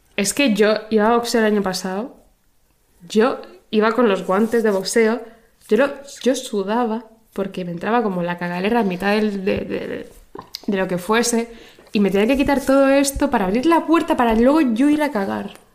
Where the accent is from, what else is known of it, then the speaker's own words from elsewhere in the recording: Spain; yo soy española y yo conozco los referentes españoles